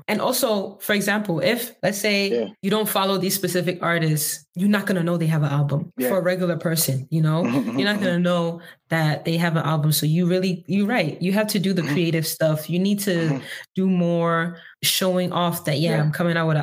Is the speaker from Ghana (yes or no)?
yes; Ghana; as a Ghanaian